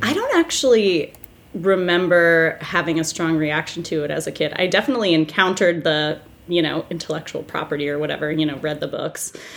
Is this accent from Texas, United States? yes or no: no; New Hampshire, United States; I'm a New England gal. I'm from New Hampshire